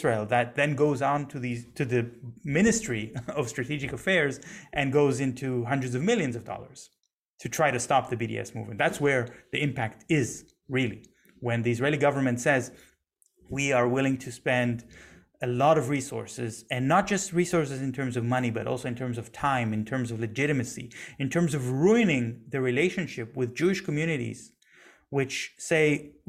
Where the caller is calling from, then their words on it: Germany; I'm speaking from Germany right now.